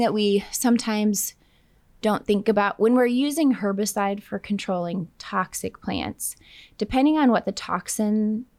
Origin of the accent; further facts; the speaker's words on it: Minnesota, United States; moved away as an adult; also born or lived in Texas / New Mexico; now in Oklahoma, United States; I'm originally from Minnesota, but I did my bachelor's in range and agronomy in Texas, in West Texas